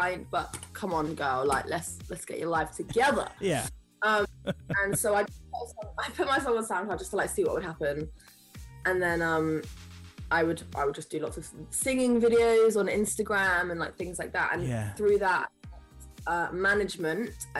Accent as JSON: {"language": "English", "region": "London", "country": "United Kingdom", "tie": "born or raised there", "said": "I'm London, born and raised, North London"}